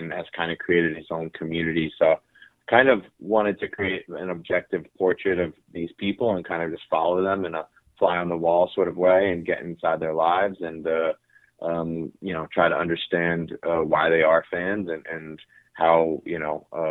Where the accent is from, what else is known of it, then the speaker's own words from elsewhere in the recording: Philadelphia, Pennsylvania, United States; I grew up outside Philly, but around with my family, both my parents are big Philly